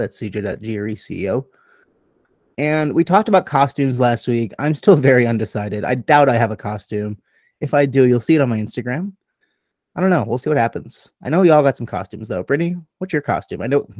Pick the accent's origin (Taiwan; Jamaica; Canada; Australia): Australia; Back to say, happy bloody Halloween.